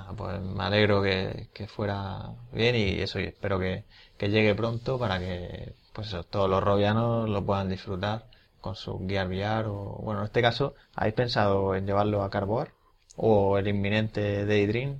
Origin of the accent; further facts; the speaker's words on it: Region of Murcia, Spain; como murcianos que sois y somos